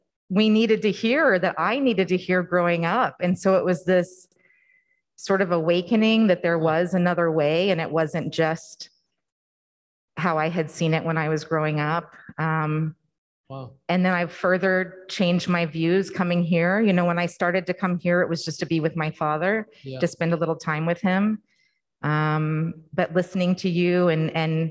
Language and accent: English; the Bible Belt, United States; I grew up in the Bible Belt